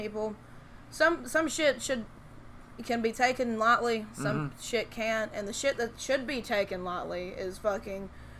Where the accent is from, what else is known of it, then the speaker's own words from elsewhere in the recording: Tennessee, United States; we're from Tennessee